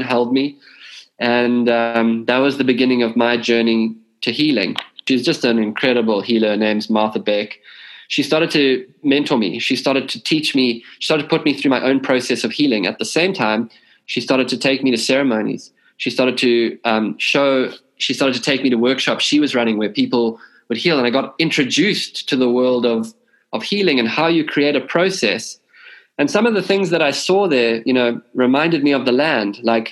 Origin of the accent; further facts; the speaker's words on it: South Africa; growing up in South Africa